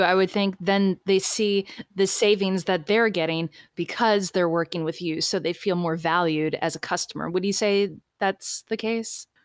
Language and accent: English; Florida, United States; I'm from Florida